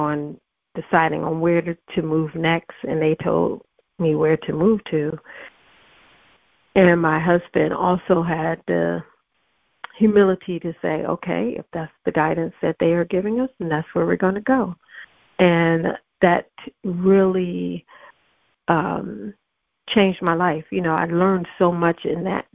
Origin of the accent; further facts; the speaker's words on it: Virginia, United States; moved away; also born or lived in Cleveland, Ohio / Atlanta, Georgia; I grew up in Virginia on the coast